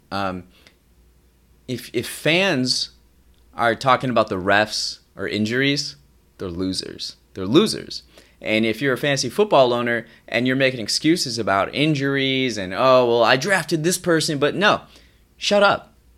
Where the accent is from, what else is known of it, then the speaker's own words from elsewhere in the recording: Midwest, United States; I grew up in the Midwest, and here, sports are a big deal.